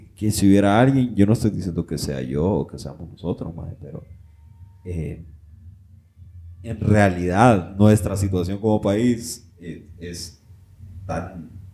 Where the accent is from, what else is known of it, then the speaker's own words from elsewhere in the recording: Honduras; moved away; nosotros como hondureños